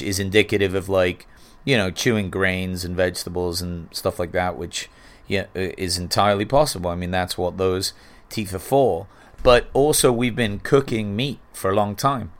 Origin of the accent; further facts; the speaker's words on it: England, United Kingdom; now in United States; growing up in England